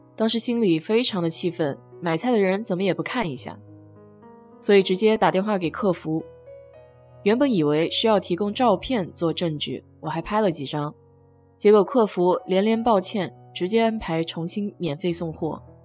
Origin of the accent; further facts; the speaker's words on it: China; now in United States; 我们中国人常说